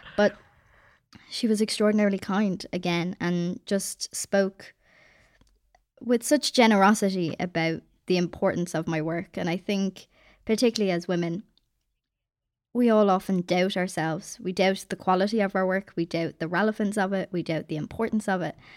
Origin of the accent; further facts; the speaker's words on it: Ireland; also born or lived in Dublin; I'm Irish